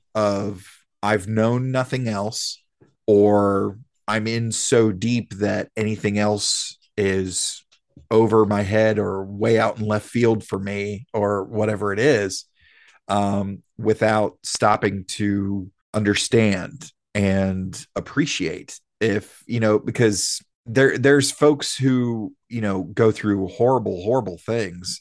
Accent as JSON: {"language": "English", "region": "the South", "country": "United States", "tie": "born or raised there", "said": "we're born and raised in the South"}